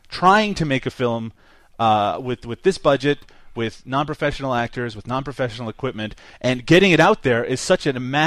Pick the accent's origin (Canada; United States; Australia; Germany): Canada; I'm still Canadian